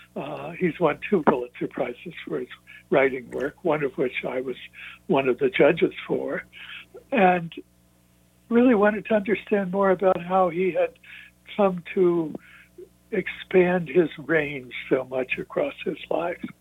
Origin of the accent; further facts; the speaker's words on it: Kansas City, Missouri, United States; moved away as an adult; I moved back to my hometown of Kansas City, Missouri.